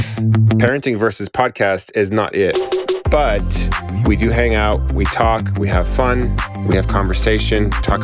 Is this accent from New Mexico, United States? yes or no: yes; Santa Fe, New Mexico, United States; I grew up in Santa Fe, where there's murals everywhere